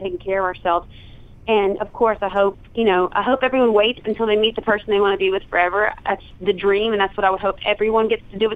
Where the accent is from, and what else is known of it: Southern, United States; accent: Southern